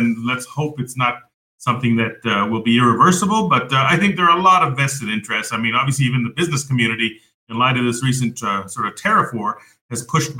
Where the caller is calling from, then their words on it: Puebla, Mexico; I'm joining you from Puebla, Mexico.